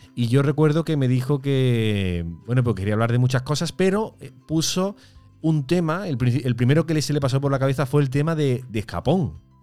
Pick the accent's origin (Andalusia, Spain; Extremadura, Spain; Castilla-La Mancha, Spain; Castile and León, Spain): Andalusia, Spain; Córdoba; nosotros tenemos ya aquí en Córdoba, porque nosotros somos de Córdoba